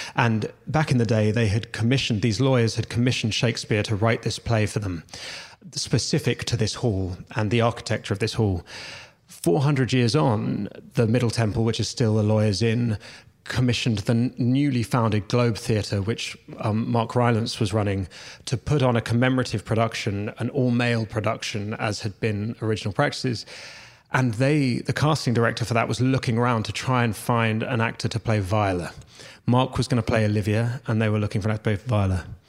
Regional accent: London, United Kingdom; I grew up in London

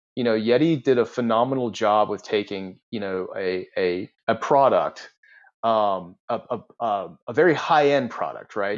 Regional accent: Charleston, United States; I'm from the Charleston area

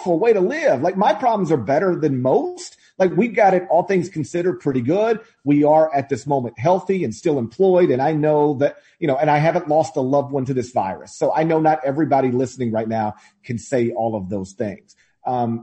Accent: the South, United States; I'm lucky enough to live in my hometown, or like right next to my hometown

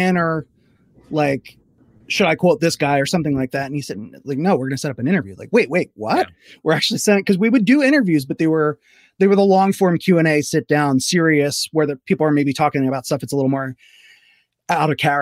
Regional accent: Philadelphia, Pennsylvania, United States; where I was growing up in Philadelphia

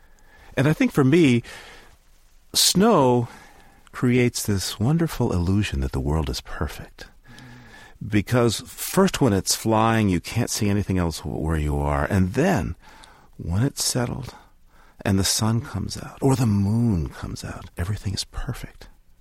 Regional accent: New Hampshire, United States; I'm from the East Coast, yes. New Hampshire.

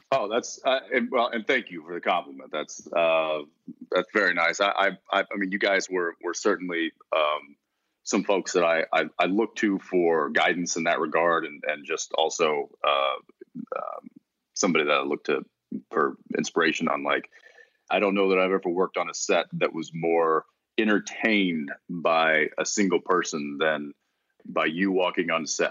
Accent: Texas, United States; moved away as an adult; growing up in Texas

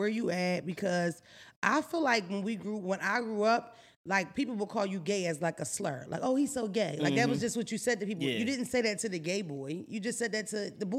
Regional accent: Philadelphia, Pennsylvania, United States; I'm that old where when I first meet people, I kind of test that out first. Like, I don't just come off, what's up, bitch? Not to mention, I'm from Philadelphia.

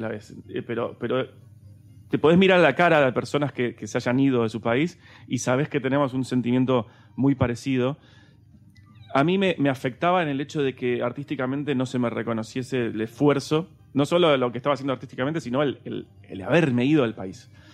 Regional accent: Argentina; moved away as an adult; now in Spain; en mi país también me quieren

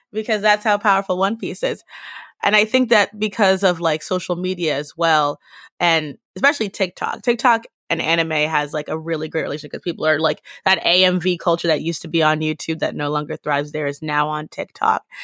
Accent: United States; as an American Black person

